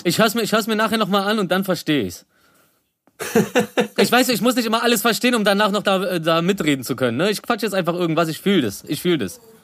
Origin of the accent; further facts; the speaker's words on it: Berlin, Germany; also born or lived in Rosenthal, Berlin; ich komm eigentlich aus Reinickendorf, also äh, jetzt wohne ich am Rosenthal, aber ich komme eigentlich aus Reinickendorf